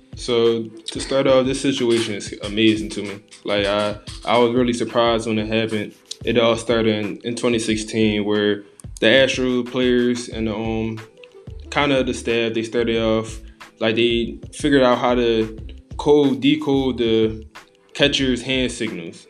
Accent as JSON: {"language": "English", "town": "Philadelphia", "region": "Pennsylvania", "country": "United States", "tie": "born or raised there", "said": "from Philadelphia, born and raised"}